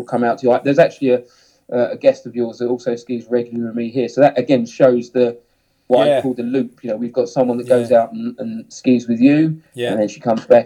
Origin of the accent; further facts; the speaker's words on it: Hemel Hempstead, East of England, United Kingdom; accent: south of England; you can tell by my accent that, you know, I'm kind of from the south of England. You know, grew up in Hemel Hempstead